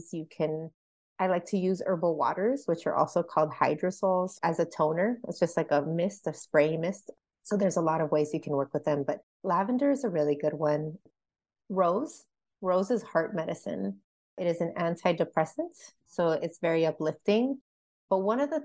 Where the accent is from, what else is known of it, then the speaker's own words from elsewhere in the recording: California, United States; now in Oklahoma, United States; I'm from California and I made the decision to move to Oklahoma in a split second